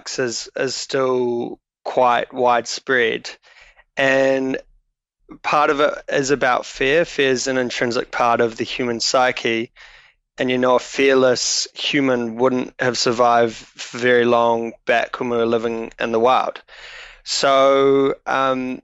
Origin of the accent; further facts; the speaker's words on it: Auckland, New Zealand; also born or lived in Dunedin; now in Wellington, New Zealand; I was born in Auckland